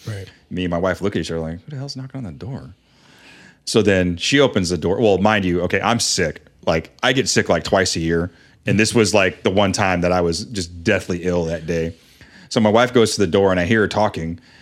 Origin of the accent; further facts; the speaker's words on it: West Coast, United States; now in Dayton, United States; growing up on the West Coast